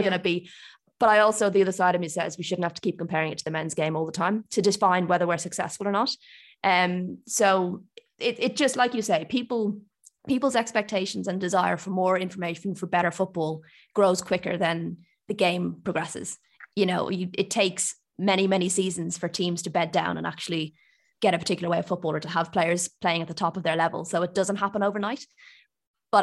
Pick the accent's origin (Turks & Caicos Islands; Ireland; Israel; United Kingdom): Ireland; I grew up in Ireland, if you can't tell from my accent